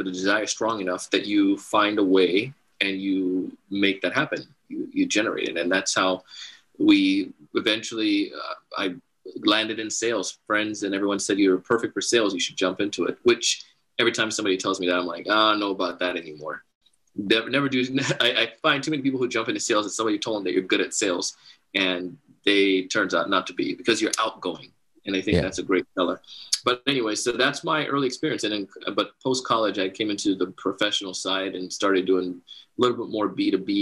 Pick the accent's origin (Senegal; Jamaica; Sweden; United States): Jamaica; I grew up in Jamaica and part of the Commonwealth